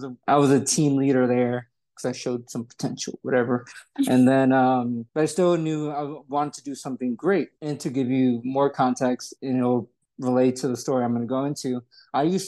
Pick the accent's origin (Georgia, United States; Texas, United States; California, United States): Georgia, United States; Atlanta; also born or lived in New York; I was born in New York, came to Atlanta when I was 8 years old. So I grew up in Georgia